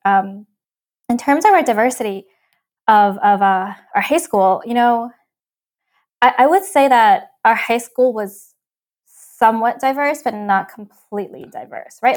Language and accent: English; New York City, New York, United States; also born or lived in Hong Kong; I grew up in in New York